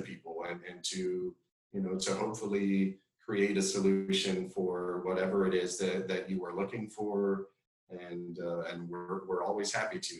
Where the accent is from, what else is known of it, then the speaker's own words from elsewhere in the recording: South Texas, United States; moved away as an adult; also born or lived in Madrid, Spain; now in Austin, United States; I'm Mexican American grew up in South Texas, right on the border again